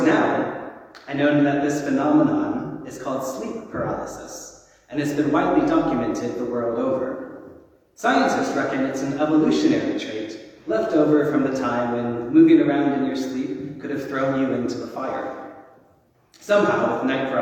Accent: Texas, United States; I grew up in Southern Baptist in Texas

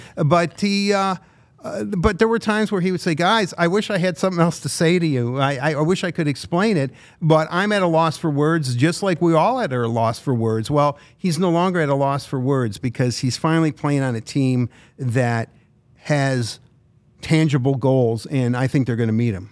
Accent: Detroit, Michigan, United States; growing up here in Detroit

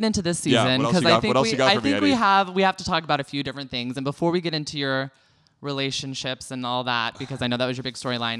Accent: San Francisco, California, United States; moved away; I'm from the Bay Area, San Francisco

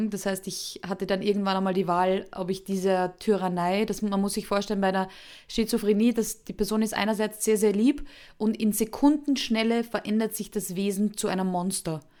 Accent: Austria; Also unschwer zu erkennen an meinem Akzent, obwohl ich mich immer sehr bemühe, ist, ich komme aus Österreich.

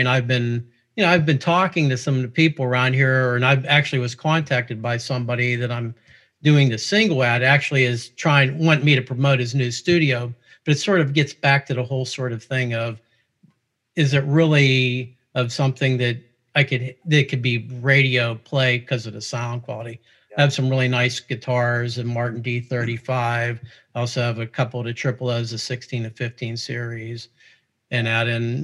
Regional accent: Pittsburgh, Pennsylvania, United States; I'm a local guy here. Obviously, you could tell from my accent. I'm here originally from Pittsburgh

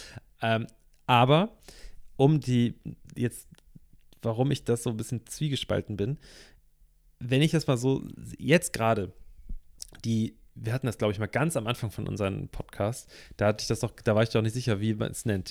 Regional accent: Hamburg, Germany; ich komme aus Hamburg, ne? Hamburg ist eine kunterbunte Stadt schon immer gewesen, so wurde ich erzogen

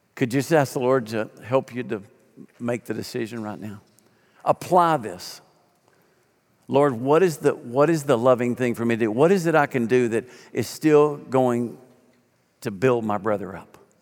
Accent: Arkansas, United States; moved away as an adult; I'm a kid from Arkansas who paid my way through summers by hauling hay

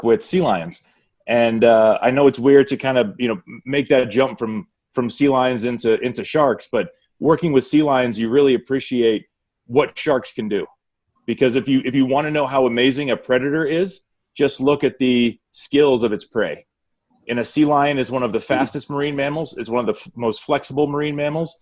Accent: Northeast Ohio, United States; I grew up in Northeast Ohio, and Nothing but cows and cornfields

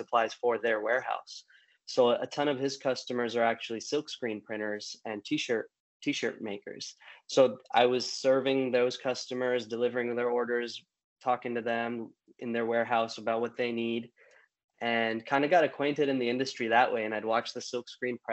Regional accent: California, United States; born and raised in California

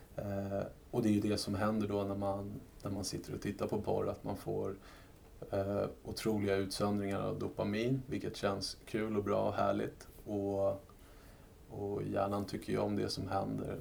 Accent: Sweden; som svensk skattebetalare

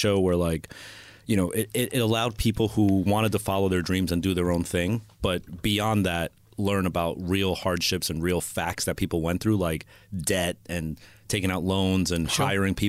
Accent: Monmouth County, New Jersey, United States; I was born in Jersey.

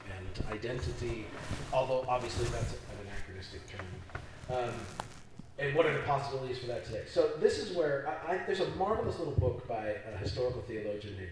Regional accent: Midwest, United States; I grew up. I'm from the Midwest

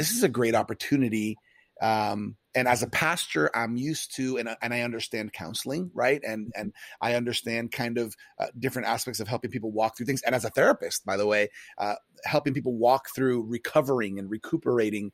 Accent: United States; I was born here in the States

